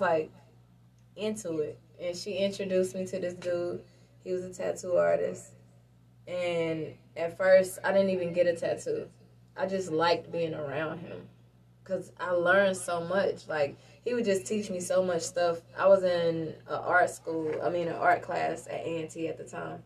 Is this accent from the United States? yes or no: yes; Lincoln, United States; I grew up in Lincoln